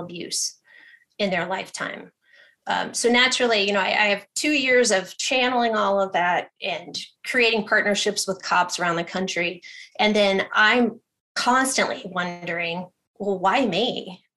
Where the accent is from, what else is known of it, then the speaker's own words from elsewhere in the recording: Ohio, United States; moved away; I'm from Ohio originally